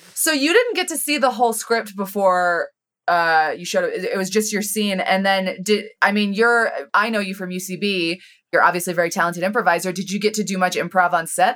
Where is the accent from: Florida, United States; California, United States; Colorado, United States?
Colorado, United States; I grew up in Colorado